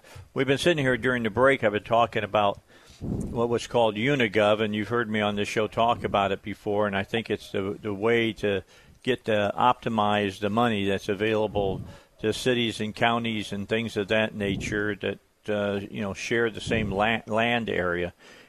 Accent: Indiana, United States; moved away; when I grew up in Indiana

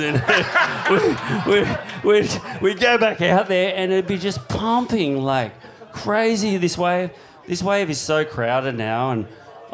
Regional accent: Cronulla, New South Wales, Australia; moved away; I'm from Cronulla when I was a kid

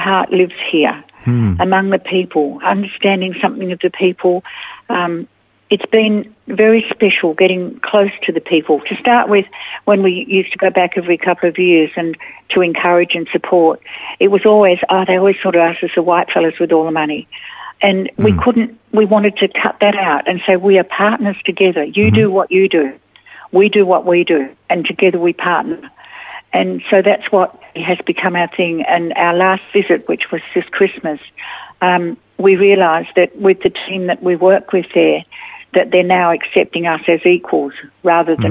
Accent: Australia

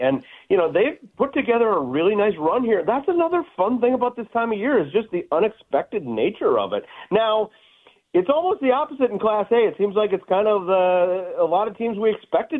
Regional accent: Warroad, Minnesota, United States; it's my hometown

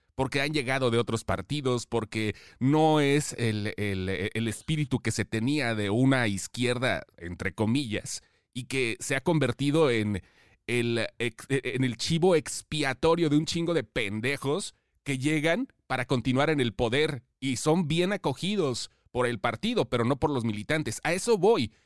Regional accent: Mexico; todos somos mexicanos

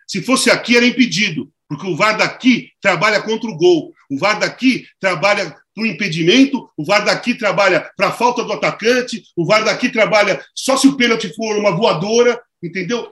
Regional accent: Brazil; also born or lived in Turin, Italy; da favela, da zona leste, onde eu nasci

